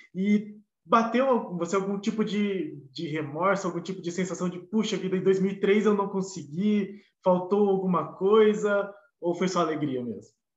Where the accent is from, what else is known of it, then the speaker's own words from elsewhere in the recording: Curitiba, Paraná, Brazil; a gente é de Curitiba, a gente não é de Santos